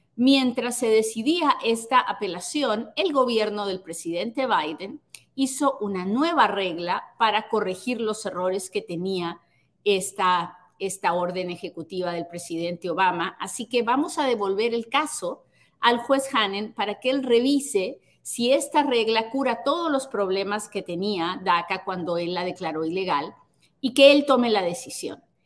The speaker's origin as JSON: {"language": "Spanish", "country": "Peru", "moved": "yes", "lives_now": "United States", "said": "soy peruana"}